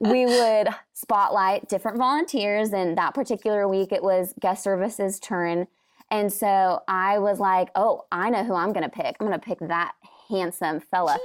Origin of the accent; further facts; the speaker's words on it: Washington, United States; I'm from Washington, and so I grew up in the Pacific Northwest and absolutely love it there